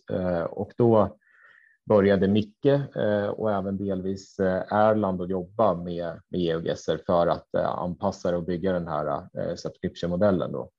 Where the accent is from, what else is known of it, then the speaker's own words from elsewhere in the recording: Katrineholm, Södermanland, Sweden; moved away; also born or lived in Linköping; Jag är uppväxt i Katrineholm